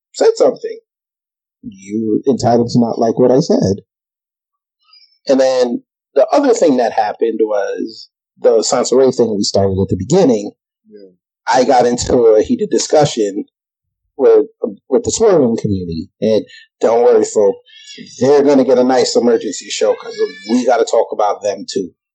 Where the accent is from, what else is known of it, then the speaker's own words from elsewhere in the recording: Jamaica; we are both Jamaican